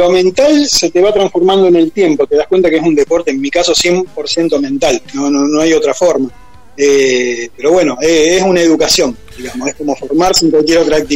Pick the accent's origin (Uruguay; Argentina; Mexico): Argentina; Rosario, Santa Fe; nosotros somos Santa Fe, más allá que somos de Rosario, ¿no es cierto?